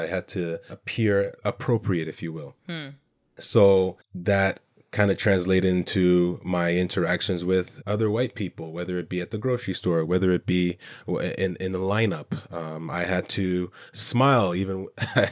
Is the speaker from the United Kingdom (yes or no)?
no; Canada; comments of where I'm from, not being Canadian enough